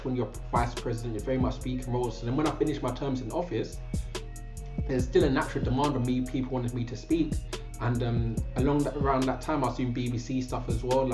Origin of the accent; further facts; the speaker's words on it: London, United Kingdom; also born or lived in Trinidad and Tobago / Manchester; I grew up in Catford in Southeast London. That's where I grew up.